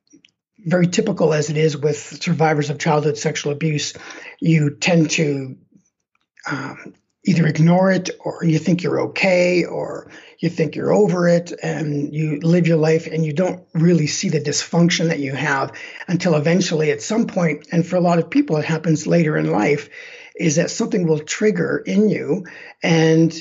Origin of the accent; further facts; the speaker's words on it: Canada; moved away as an adult; now in Denver, United States; my hometown back in Canada